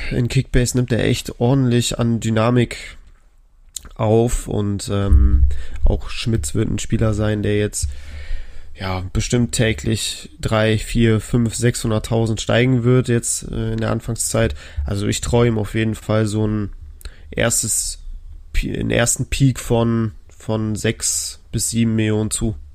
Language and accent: German; Bremen, Germany; Ich als Bremer erhoffe mir natürlich noch ein paar mehr Punkte